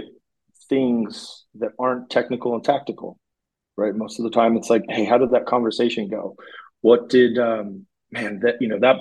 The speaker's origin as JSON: {"language": "English", "town": "Fontana", "region": "California", "country": "United States", "tie": "born or raised there", "also_born_or_lived": "Los Angeles, California / Minnesota", "moved": "as an adult", "lives_now": "San Jose, United States", "said": "back to my home state of California"}